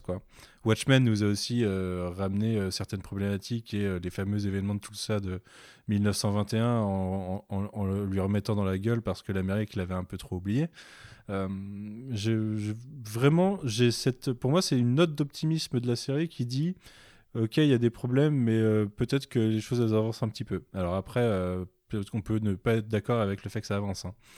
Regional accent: Nantes, Pays de la Loire, France; je suis nantais

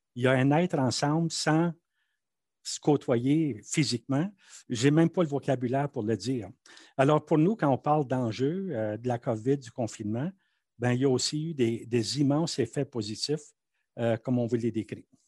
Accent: Manitoba, Canada; first language French; now in Ottawa, Canada; Moi, quand j'étais enfant au Manitoba, j'étais un sujet britannique.

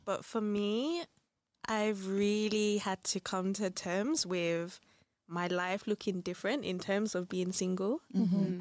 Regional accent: London, United Kingdom; moved away as an adult; now in Brussels, Belgium; I'm from London now, been in Brussels for four years

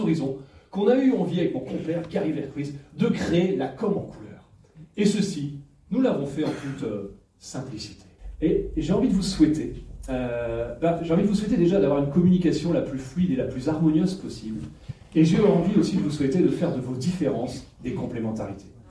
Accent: the North, Hauts-de-France, France; nous on est du Nord

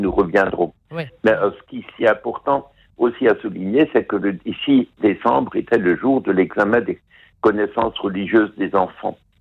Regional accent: Alsace, Grand Est, France; chez nous en Alsace

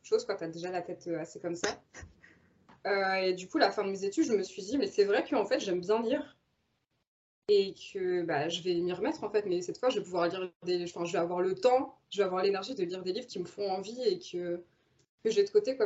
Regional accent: Normandy, France; moved away as an adult; j'ai grandi en Normandie

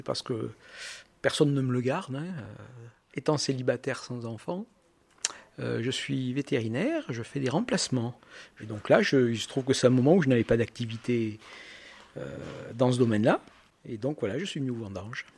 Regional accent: Aurillac, Auvergne-Rhône-Alpes, France; je viens du centre de la France, je viens d'Aurillac

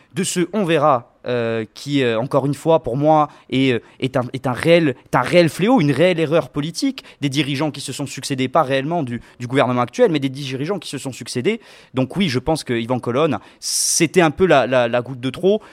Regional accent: Corsica, France; nous, en tant que Corse

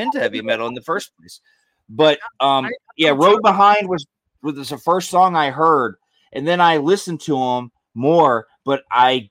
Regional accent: Georgia, United States; moved away; I grew up in Georgia

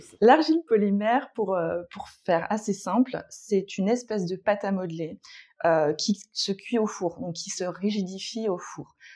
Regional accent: Brittany, France; moved away as an adult; now in Paris, France; je suis bretonne à la base, j'ai quitté la Bretagne euh, vers mes 30 ans.

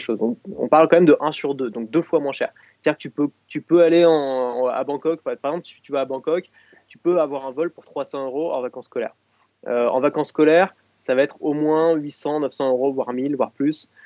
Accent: Paris, Île-de-France, France; je suis né à Paris

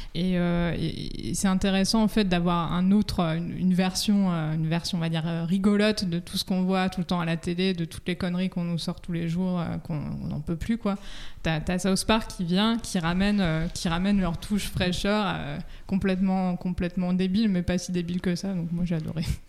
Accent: France; chez nous en France.

